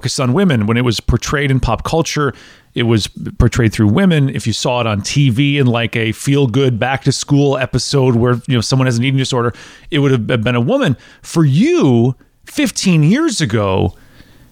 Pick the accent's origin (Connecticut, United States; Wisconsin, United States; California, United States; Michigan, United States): Wisconsin, United States; now in Tennessee, United States; We're both from the same region of Wisconsin. She grew up, you know, a half hour away from where I grew up in Wisconsin